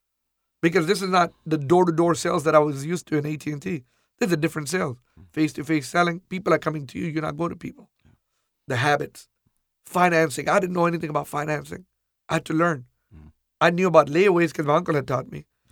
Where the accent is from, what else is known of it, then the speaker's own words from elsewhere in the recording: Pakistan; now in Houston, United States; Before we came from Pakistan, my dad was in drapery business and furniture business briefly.